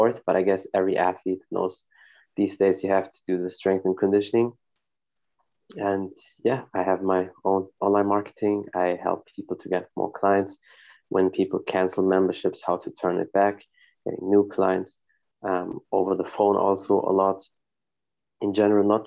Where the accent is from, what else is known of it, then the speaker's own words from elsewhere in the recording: Germany; I live in Germany. I was born and raised in Germany. My family is from Morocco